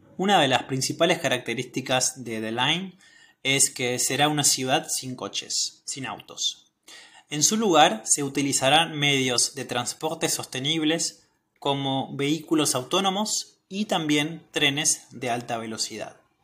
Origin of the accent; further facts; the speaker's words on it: Argentina; soy de Argentina